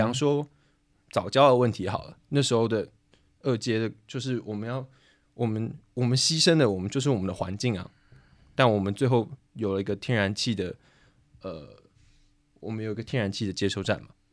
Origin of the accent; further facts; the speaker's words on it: Taiwan; moved away as an adult; now in Prague, Czechia; 我作为一个台湾人